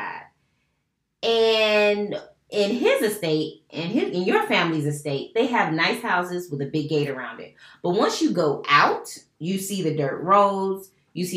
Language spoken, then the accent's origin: English; United States; recognize that I am American